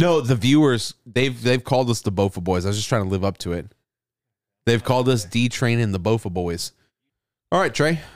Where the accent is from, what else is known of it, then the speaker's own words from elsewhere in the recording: United States; my right as an American